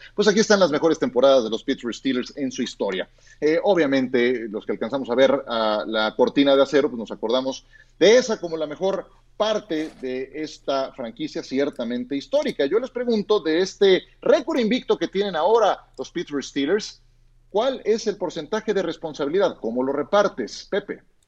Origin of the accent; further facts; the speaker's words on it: Mexico; siendo mexicano